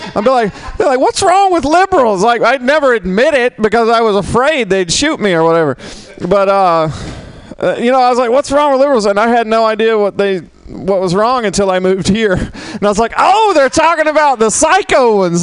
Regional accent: Mississippi, United States; now in San Francisco, United States; where I grew up, it was half and half. Literally, it was half half black, half white, and we got along pretty well. I'm from Mississippi

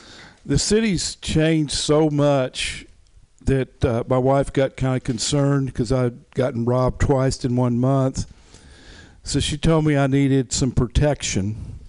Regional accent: the South, United States; moved away; I'm from the South

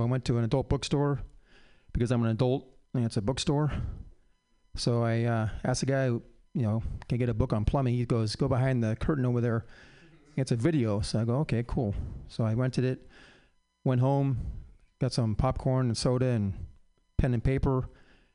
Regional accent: San Francisco, California, United States; I was born in San Fran

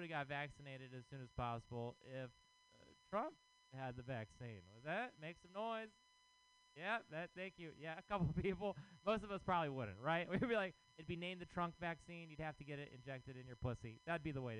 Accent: Texas, United States; now in San Francisco, United States; I am from Texas.

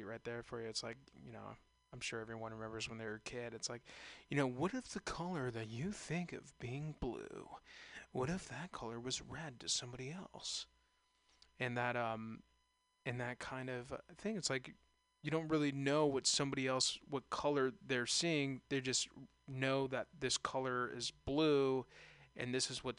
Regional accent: San Ramon, California, United States; also born or lived in Castro Valley; I was raised in San Ramon, Castro Valley, right there

